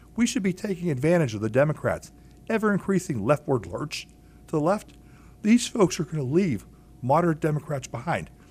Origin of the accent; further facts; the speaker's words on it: Pittsburgh, Pennsylvania, United States; I was born in Pittsburgh. Here, I was born and raised on Mount Washington.